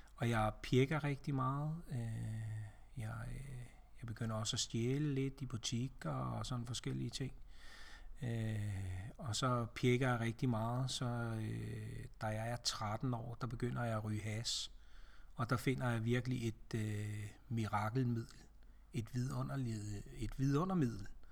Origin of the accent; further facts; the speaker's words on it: Ringsted, Zealand, Denmark; born or raised there; also born or lived in Næstved / Glumsø